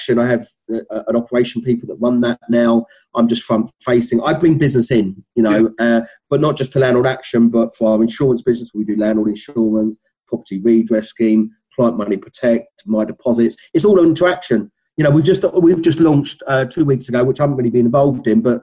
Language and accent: English; London, United Kingdom; accent: Cockney; still maintaining my Cockney accent